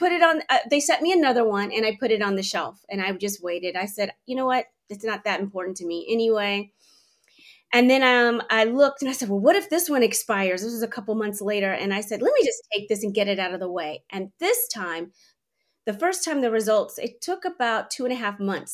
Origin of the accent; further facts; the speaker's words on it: Washington, District of Columbia, United States; moved away as an adult; also born or lived in California; I was living in California at the time. I'm from the East Coast, from the DC area